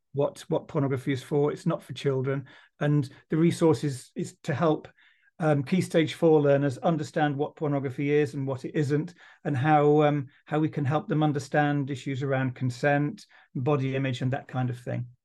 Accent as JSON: {"language": "English", "town": "Dudley", "region": "West Midlands", "country": "United Kingdom", "said": "I'm from Dudley"}